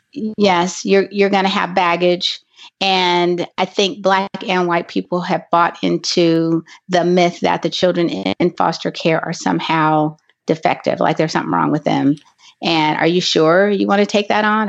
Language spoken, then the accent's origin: English; Los Angeles, California, United States; I am from Los Angeles, California